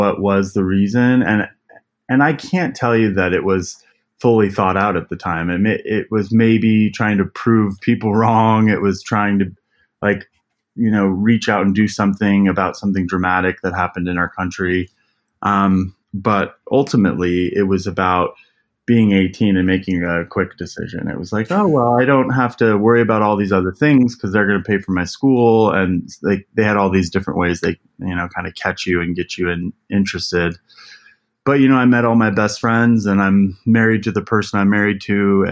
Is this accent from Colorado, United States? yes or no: yes; Elizabeth, Colorado, United States; I was born and raised in Colorado. So I grew up in Elizabeth, Colorado